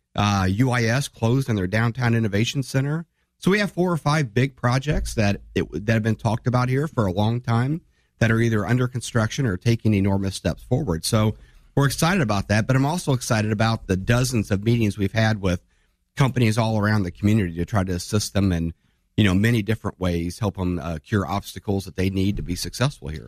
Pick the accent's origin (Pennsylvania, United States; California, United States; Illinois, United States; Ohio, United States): Illinois, United States; Divernon; I'm a small town guy. I grew up in Di Vernon